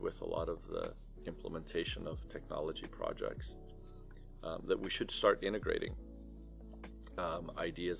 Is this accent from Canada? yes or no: no; Cyprus; now in United States; I'm originally from Cyprus, and my roots will always be from here